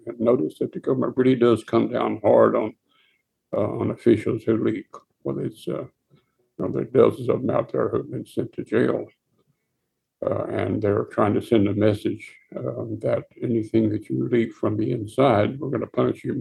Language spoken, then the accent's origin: English; Texas, United States; Being a Texan